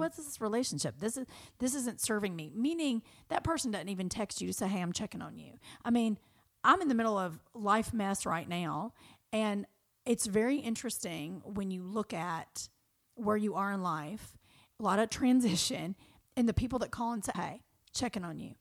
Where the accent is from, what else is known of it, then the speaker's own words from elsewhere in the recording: Kentucky, United States; now in Los Angeles, United States; who I grew up with in Kentucky